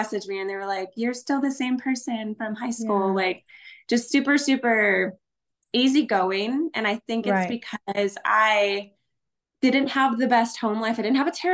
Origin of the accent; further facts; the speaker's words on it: Castroville, Texas, United States; now in San Antonio, United States; I grew up in a small town called Castroville. It's like 45 minutes west of San Antonio